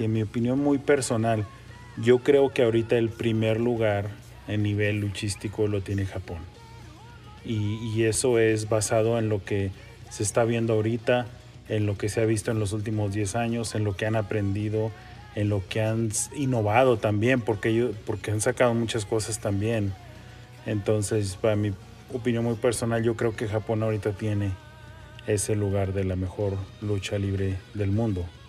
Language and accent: Spanish; Mexico; yo soy mexicano